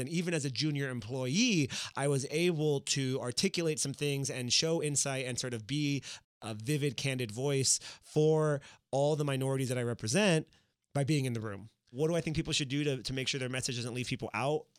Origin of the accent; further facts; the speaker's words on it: Miami, Florida, United States; from Miami, I was born in Miami.